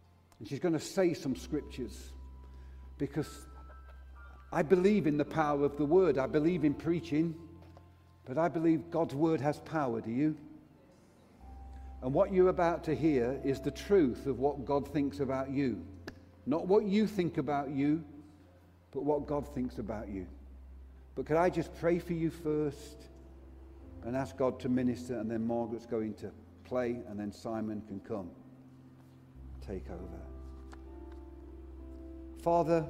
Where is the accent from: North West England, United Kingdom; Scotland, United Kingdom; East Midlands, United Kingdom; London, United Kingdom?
East Midlands, United Kingdom; Derbyshire; I'm from Derbyshire, and we have a saying, it's better felt than telt